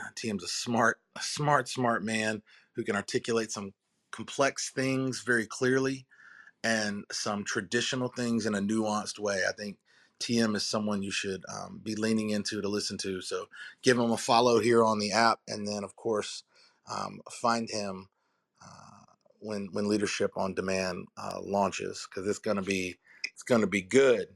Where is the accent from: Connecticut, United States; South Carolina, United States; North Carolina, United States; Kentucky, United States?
North Carolina, United States; Durham; We're from Durham, North Carolina.